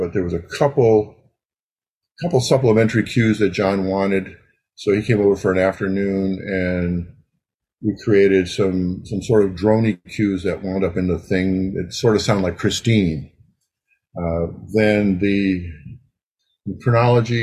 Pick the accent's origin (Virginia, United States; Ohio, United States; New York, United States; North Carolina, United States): Ohio, United States; moved away; I was from Ohio at the time.